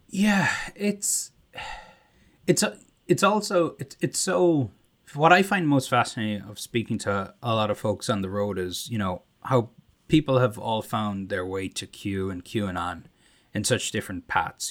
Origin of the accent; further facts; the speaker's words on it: Ireland; accent: Irish; moved away; my Irish accent